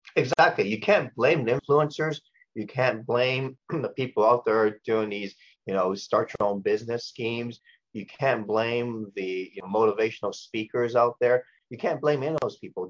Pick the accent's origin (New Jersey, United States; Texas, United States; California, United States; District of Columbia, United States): California, United States; Los Angeles; born or raised there; also born or lived in Hong Kong